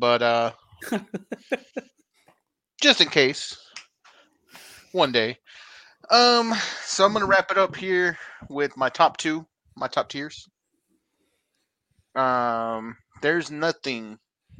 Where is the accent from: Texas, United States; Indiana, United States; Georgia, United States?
Texas, United States; I'm Texan